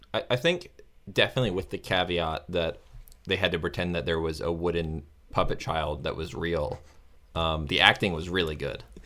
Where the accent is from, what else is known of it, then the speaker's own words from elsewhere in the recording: Florida, United States; moved away; also born or lived in Chicago; I'm from Florida.